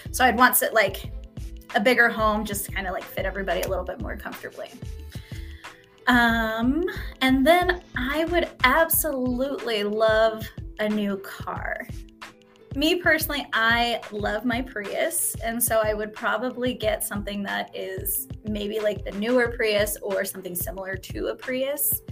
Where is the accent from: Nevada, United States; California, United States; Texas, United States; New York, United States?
Nevada, United States; Reno; and I grew up in Reno.